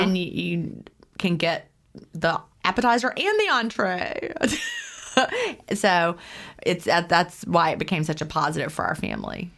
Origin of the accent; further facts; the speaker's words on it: Lynchburg, Virginia, United States; also born or lived in Augusta; my mom and my stepdad moved me up to Virginia, and we lived in the Lynchburg area, Bedford County